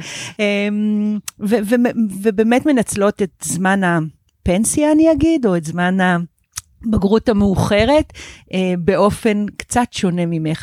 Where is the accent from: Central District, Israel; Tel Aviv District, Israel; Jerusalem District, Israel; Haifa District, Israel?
Central District, Israel; Netzer Sereni; אני נולדתי בקיבוץ נצר סירני